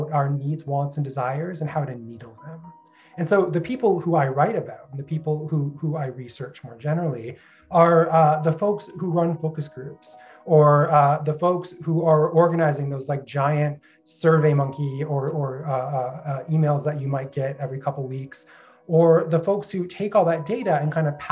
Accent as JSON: {"language": "English", "town": "Brampton", "region": "Ontario", "country": "Canada", "said": "I'm from Brampton."}